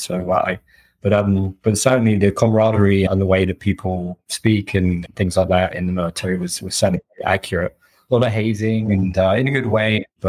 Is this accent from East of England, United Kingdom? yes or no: no; Wales, United Kingdom; born there; also born or lived in Riyadh, Saudi Arabia / Seattle, United States; So I was born in Wales, then moved to Riyadh in Saudi Arabia, and then very randomly, and then back to Seattle, then back to the UK, then back to all over the US.